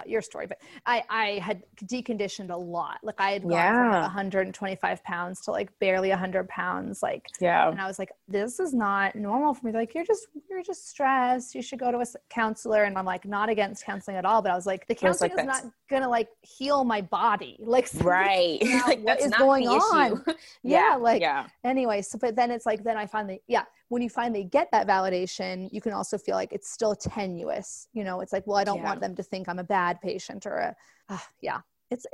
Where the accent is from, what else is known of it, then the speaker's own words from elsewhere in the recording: Seattle, Washington, United States; moved away; also born or lived in California; I'm from Seattle, where there's a lot of Caucasian and Asian, but not as many African-American.